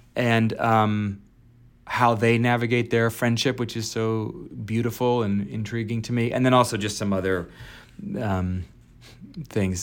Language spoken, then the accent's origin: English; Alexandria, Virginia, United States; also born or lived in upstate New York; I was raised in Virginia, Alexandria, Virginia. I'm from, I was born in upstate New York, and then we moved to Virginia